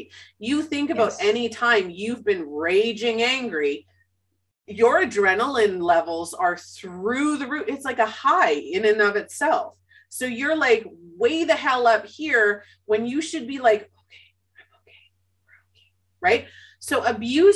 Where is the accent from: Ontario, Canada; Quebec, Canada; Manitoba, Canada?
Manitoba, Canada; Winnipeg; I was born and raised in Winnipeg, Manitoba, Canada.